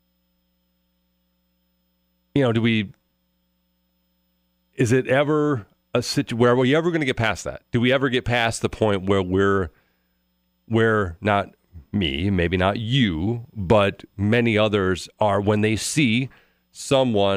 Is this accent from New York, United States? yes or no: no; Louisiana, United States; now in Wisconsin, United States; I did a lot of growing up in Louisiana